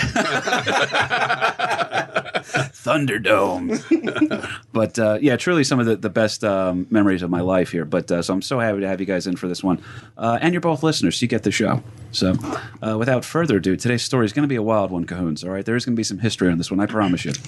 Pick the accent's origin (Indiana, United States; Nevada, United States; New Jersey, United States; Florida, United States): New Jersey, United States; we're all from New Jersey